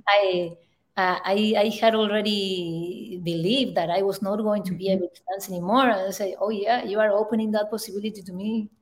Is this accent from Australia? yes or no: no; Northwest Argentina, Argentina; moved away; I am from Argentina, in the, in the north northwest of Argentina.